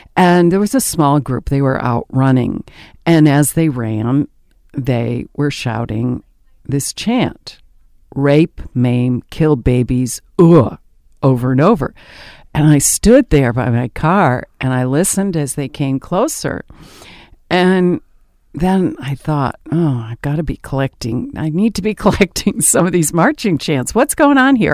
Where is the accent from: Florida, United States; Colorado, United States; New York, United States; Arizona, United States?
New York, United States; the Adirondacks, upstate; moved away as an adult; also born or lived in Indiana / Ithaca, New York / Maryland; I was born and raised in the Adirondacks in upstate New York in a little mining town